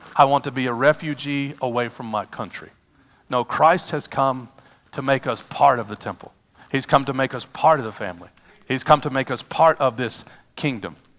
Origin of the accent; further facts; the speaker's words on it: United States; I'm an American